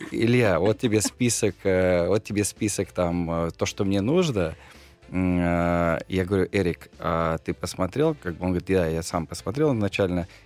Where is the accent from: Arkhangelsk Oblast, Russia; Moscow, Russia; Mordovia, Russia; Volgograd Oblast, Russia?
Volgograd Oblast, Russia; Volgograd; moved away; also born or lived in United States; я парень из Волгограда, у меня просто м- судьба как раз э- кинула на ту сторону как бы океана.